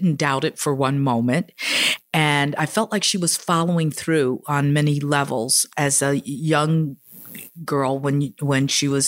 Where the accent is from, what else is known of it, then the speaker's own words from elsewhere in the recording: Chicago, Illinois, United States; moved away as an adult; now in New York City, United States; I was raised in Chicago